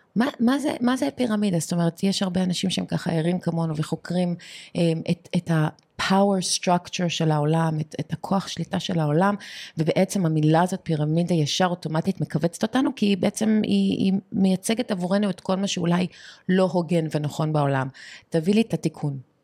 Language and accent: Hebrew; Canada; now in Israel; אני גדלתי גם בבית שאימא שלי בבייסמנט שלה בקנדה